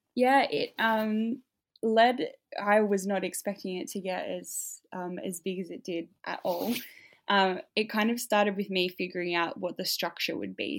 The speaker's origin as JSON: {"language": "English", "region": "Tasmania", "country": "Australia", "tie": "born or raised there", "moved": "as an adult", "lives_now": "Melbourne, Australia", "said": "I grew up in Tasmania. I spent most of my formative years here"}